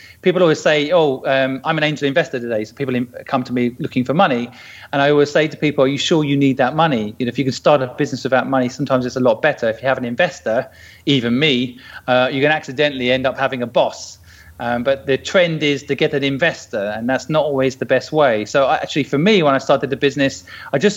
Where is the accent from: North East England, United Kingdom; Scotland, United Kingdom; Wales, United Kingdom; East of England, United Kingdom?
East of England, United Kingdom; St Neots; I grew up in St. Neots in Cambridge